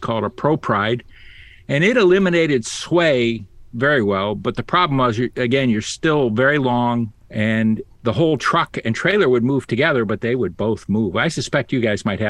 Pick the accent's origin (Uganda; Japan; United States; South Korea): United States; Ohio; moved away; Growing up in Ohio